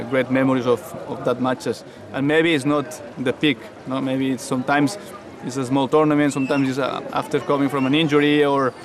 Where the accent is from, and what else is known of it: Barcelona, Catalonia, Spain